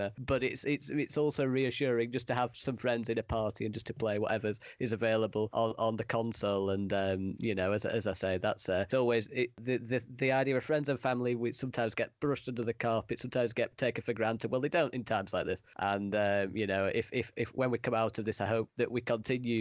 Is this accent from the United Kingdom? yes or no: yes; United Kingdom; moved away as an adult; also born or lived in China; at least I'm in quarantine in my home country